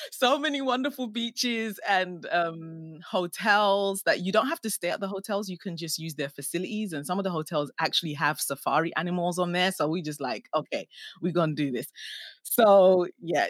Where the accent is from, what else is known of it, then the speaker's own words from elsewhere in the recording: Ghana; now in England; I'm Ghanaian, and um, I was born in Ghana